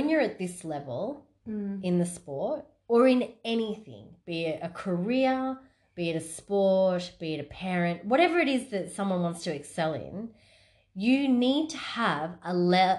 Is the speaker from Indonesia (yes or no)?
no; Australia; I'm Aussie.